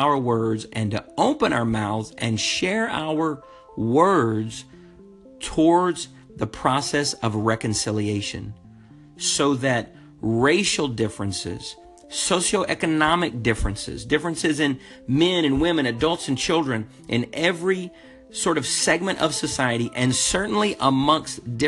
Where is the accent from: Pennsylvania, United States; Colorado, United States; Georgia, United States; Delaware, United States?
Georgia, United States; Eatonton; also born or lived in Lubbock, Texas; I grew up in Eatonton, Georgia